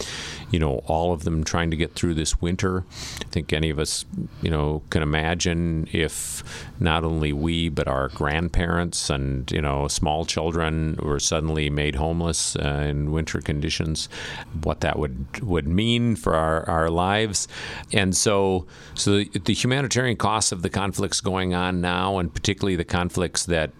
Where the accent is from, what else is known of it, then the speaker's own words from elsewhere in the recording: Minnesota, United States; I come from Minnesota, and people do this during blizzards.